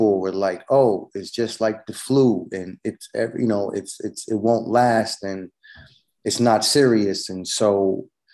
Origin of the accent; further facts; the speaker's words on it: New York City, New York, United States; also born or lived in Manhattan, New York; from Queens, but I live in Manhattan now.